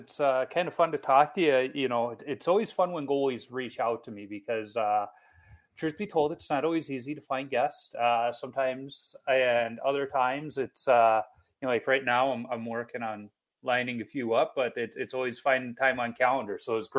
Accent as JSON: {"language": "English", "town": "Chicago", "region": "Illinois", "country": "United States", "tie": "born or raised there", "moved": "as an adult", "lives_now": "Minnesota, United States", "said": "I grew up in Chicago, I now live in Minnesota."}